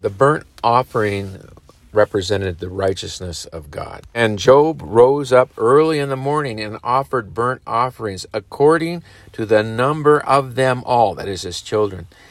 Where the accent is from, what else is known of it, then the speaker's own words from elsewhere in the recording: United States; as American parents